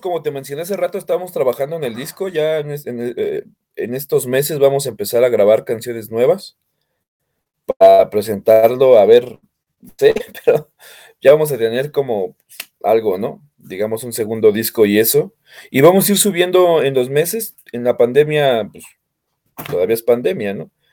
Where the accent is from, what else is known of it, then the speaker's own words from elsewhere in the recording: Naucalpan, State of Mexico, Mexico; nosotros nacimos aquí y de hecho seguimos viviendo aquí